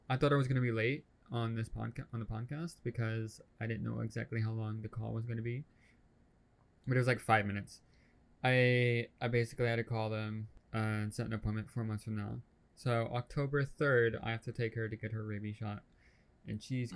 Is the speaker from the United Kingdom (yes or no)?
no; United States; I'm the American here